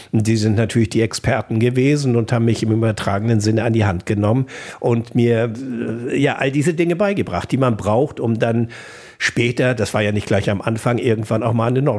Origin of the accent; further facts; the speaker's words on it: North Sea coast, Germany; Äh, ich bin teilweise an der Nordsee groß geworden, meine Großeltern lebten auf Sylt und ähm, andere sind zur See gefahren.